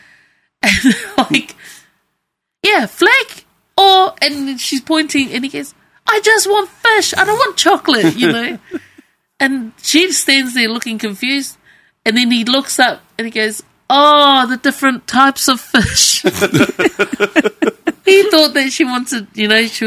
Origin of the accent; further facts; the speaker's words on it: New Zealand; moved away; I'm Cook Island, but yes, born in New Zealand